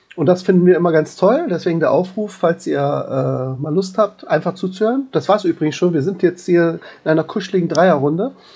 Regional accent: Berlin, Germany; bei uns in Berlin

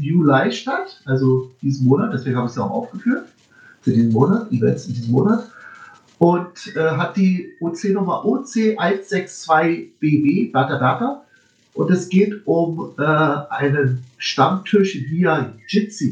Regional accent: Berlin, Germany; ich bin ja Berliner.

